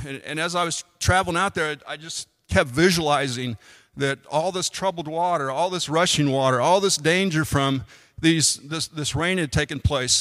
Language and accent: English; United States; I'm an American